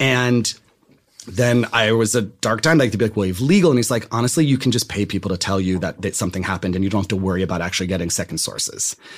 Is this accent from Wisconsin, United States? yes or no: no; Randolph, New Jersey, United States; moved away as an adult; now in Los Angeles, United States; I'm from New Jersey